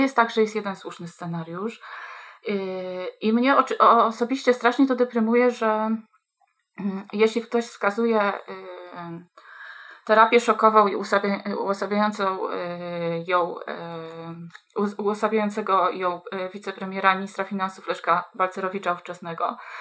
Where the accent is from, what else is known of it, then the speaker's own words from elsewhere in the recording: Kuyavian-Pomeranian Voivodeship, Poland; jestem dziewczyną wychowaną w małym mieście, niespełna trzydziestotysięcznym, mm, w województwie kujawsko-pomorskim